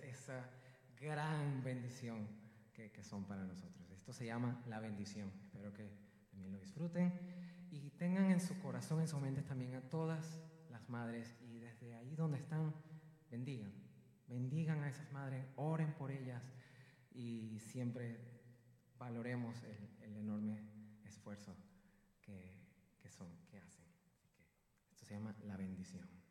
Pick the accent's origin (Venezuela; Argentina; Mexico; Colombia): Venezuela; moved away; also born or lived in Panama; yo vengo desde Venezuela